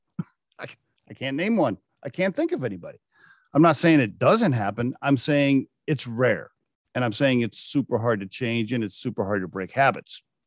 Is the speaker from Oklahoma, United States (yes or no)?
yes; Oklahoma, United States; I grew up in Oklahoma